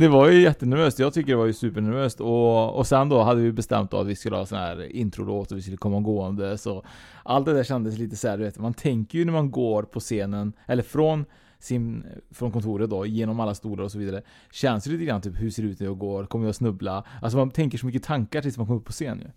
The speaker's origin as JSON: {"language": "Swedish", "town": "Trollhättan", "region": "Västra Götaland", "country": "Sweden", "tie": "born or raised there", "moved": "yes"}